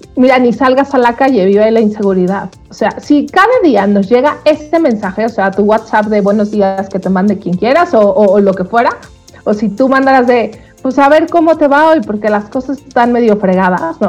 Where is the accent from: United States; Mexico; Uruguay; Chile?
Mexico; cómo somos los mexicanos